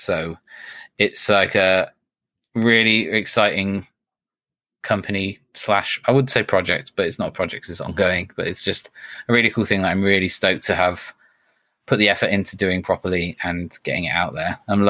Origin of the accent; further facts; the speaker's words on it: United Kingdom; we're British, so we get to say we're the first British company doing that.